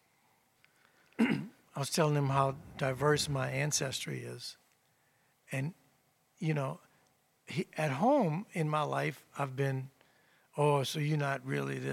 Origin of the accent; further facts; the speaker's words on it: New Orleans, Louisiana, United States; I'm from New Orleans